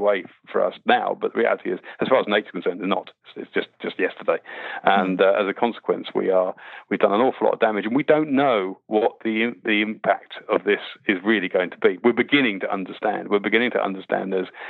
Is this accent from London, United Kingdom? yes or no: no; Winnie the Pooh land, South East England, United Kingdom; I grew up, weirdly enough, I grew up in Winnie the Pooh land. I used to learn to bird watch in 500 acre wood or 100 acre wood